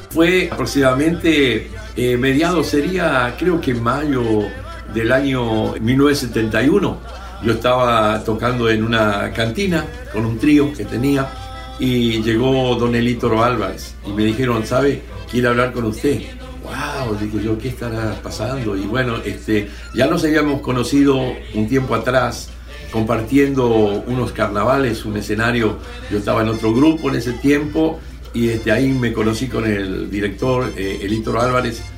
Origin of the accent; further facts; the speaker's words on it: Argentina; yo soy de Argentina